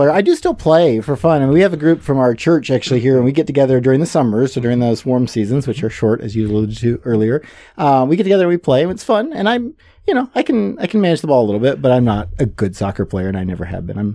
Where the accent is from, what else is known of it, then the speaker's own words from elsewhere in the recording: Senegal; So I grew up in Senegal as a missionary kid. My folks moved there when I was a year old.